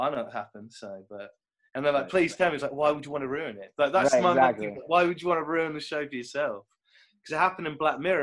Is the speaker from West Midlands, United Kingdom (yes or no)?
yes; Kidderminster, West Midlands, United Kingdom; moved away; I'm from the Midlands originally. Like, I grew up like in Kidderminster, which is a small town just near the Black Country